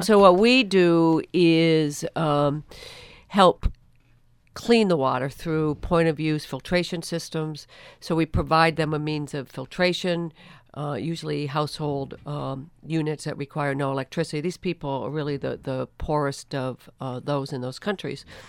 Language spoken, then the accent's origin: English; Rutland, Vermont, United States; my hometown of Rutland, Vermont